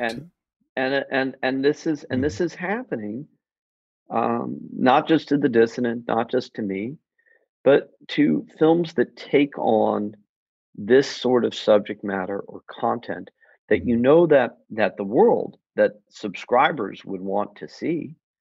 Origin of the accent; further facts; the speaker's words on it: United States; as an American